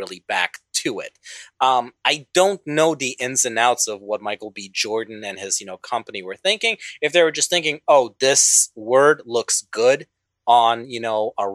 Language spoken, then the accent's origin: English; Bosnia & Herzegovina; moved away; I'm originally from Bosnia